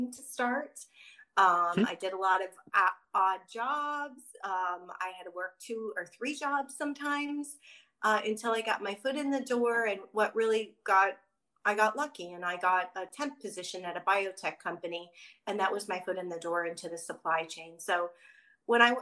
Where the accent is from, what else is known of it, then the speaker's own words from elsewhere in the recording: Chicago, Illinois, United States; moved away as an adult; now in San Diego, United States; I'm a Midwest girl. So Chicago originally until I graduated college. And then I moved to San Diego on a whim